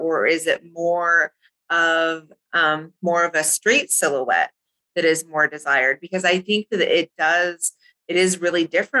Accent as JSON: {"language": "English", "region": "California", "country": "United States", "tie": "born or raised there", "moved": "as an adult", "lives_now": "Hawaii, United States", "said": "I grew up in California"}